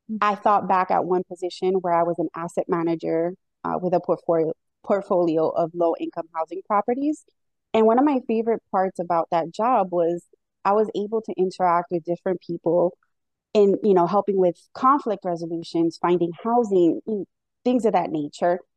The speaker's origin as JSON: {"language": "English", "town": "Miami", "region": "Florida", "country": "United States", "moved": "as an adult", "lives_now": "Hartford, United States", "said": "I actually moved to Connecticut about 17 years ago from Miami, Florida."}